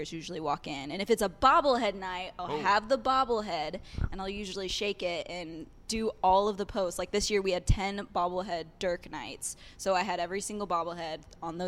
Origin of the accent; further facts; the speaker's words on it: Dallas, Texas, United States; also born or lived in Louisville, Kentucky; I grew up here in Dallas, Texas